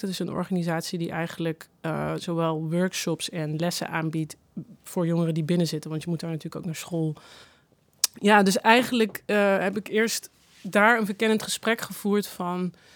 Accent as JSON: {"language": "Dutch", "region": "North Brabant", "country": "Netherlands", "moved": "yes", "said": "ik kom uit Brabant"}